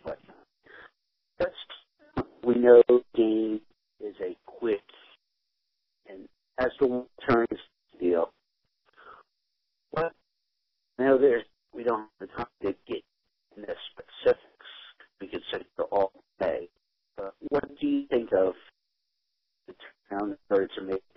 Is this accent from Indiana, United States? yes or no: no; Philadelphia, Pennsylvania, United States; I am originally from the Philadelphia area